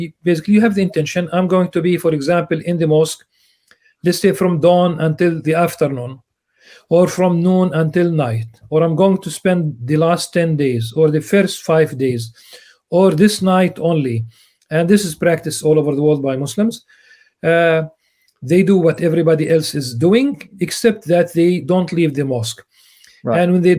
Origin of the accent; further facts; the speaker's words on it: Amman, Amman Governorate, Jordan; born there; English is a second language; Since you have mentioned being born, I was born in Amman because at the time it was Jordan.